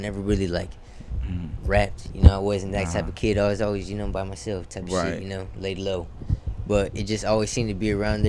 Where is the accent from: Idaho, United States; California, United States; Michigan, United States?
California, United States; Lakewood; also born or lived in Long Beach; At Milliken. That's where I grew up in Lakewood.